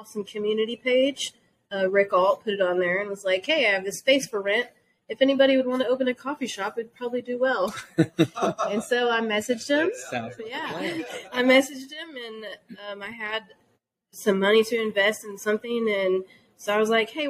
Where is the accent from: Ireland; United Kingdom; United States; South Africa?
United States; Harrison, Arkansas; I grew up in Harrison, Arkansas